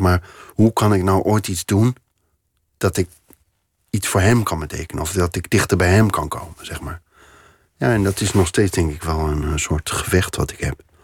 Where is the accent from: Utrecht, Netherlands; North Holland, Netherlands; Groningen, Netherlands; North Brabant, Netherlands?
Utrecht, Netherlands; Veenendaal; moved away as an adult; also born or lived in Doorwerd / Amsterdam; now in Paris, France; En later zijn we als gezin zijn we verhuisd naar Veenendaal. En daar ben ik opgegroeid